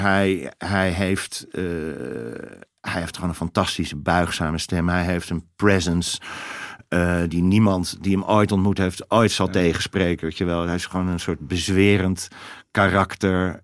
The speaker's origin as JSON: {"language": "Dutch", "country": "Netherlands", "said": "Ik kom uit Nederland."}